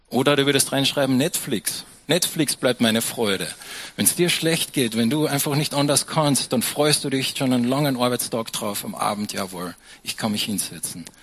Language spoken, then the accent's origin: German; Austria; Und dann später probierst du noch ein bisschen Almdudler, weil wir sind ja Österreicher, gell?